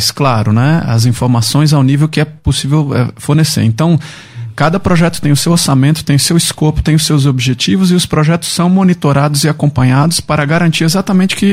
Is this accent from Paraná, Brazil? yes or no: no; Brasília, Federal District, Brazil; also born or lived in Curitiba; Eu sou natural de Brasília.